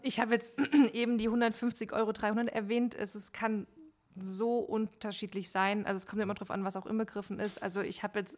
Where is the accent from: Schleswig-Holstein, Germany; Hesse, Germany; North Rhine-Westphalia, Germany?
Hesse, Germany; Frankfurt; now in Hanau, Germany; aus Hanau slash Frankfurt. Äh, ich bin jetzt erst vor knapp einem Jahr nach Hanau gezogen, ähm, aber ich sag mal so aus dem Rhein-Main-Gebiet